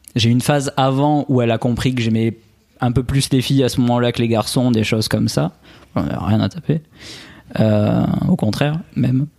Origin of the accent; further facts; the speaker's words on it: Albi, Occitania, France; accent: accent chantant; now in Nice, France; je suis originaire euh, d'Albi à la base, à côté de Toulouse, mais en à ce moment j'habite à, Nice